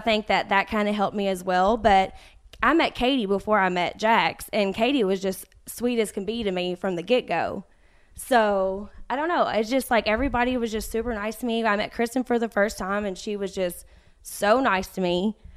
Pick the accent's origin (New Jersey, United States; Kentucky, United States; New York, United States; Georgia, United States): Kentucky, United States; Winchester; moved away; I was born and raised in Winchester, Kentucky.